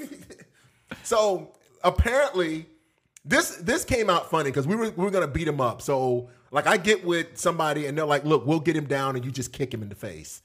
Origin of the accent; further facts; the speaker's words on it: Florida, United States; also born or lived in Texas; I was from Florida